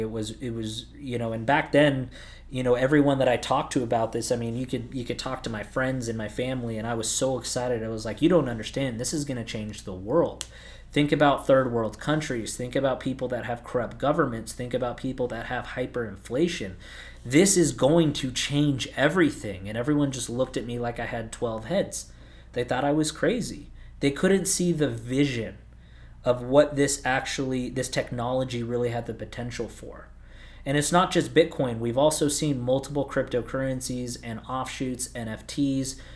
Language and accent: English; Southern California, United States; moved away as an adult; also born or lived in Arizona; I grew up in Southern California. At the ripe age of eighteen, I moved out to Arizona